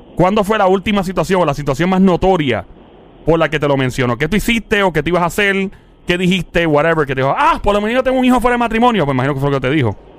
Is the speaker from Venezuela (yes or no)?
no; Carolina, Puerto Rico; yo soy de Caro Carolina